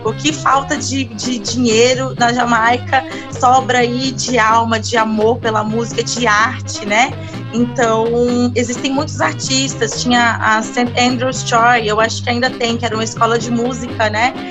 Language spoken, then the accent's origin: Portuguese; Brasília, Federal District, Brazil; eu sou de Brasília, nasci em Brasília